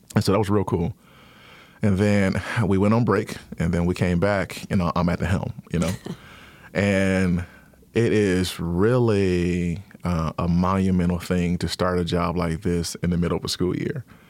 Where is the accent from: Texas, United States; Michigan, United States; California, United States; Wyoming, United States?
Michigan, United States; Detroit; also born or lived in Ypsilanti, Michigan; I am originally from Detroit, born and raised in Detroit